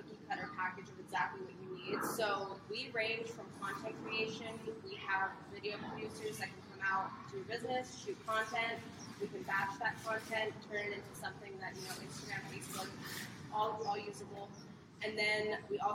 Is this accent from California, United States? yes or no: yes; Victorville, California, United States; also born or lived in Los Angeles; now in Costa Mesa, United States; I moved from LA back to my hometown of Victorville